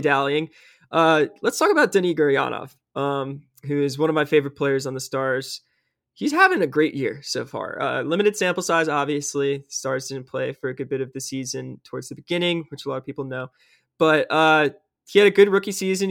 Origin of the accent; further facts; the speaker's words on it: Tennessee, United States; now in Auburn, United States; my home state of Tennessee